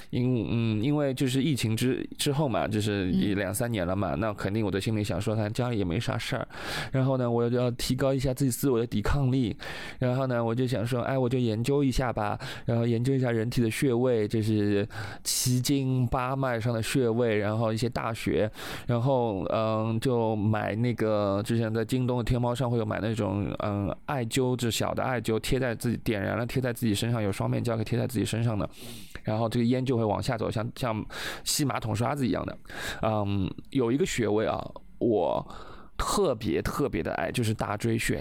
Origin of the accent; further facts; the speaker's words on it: China; 我们中国人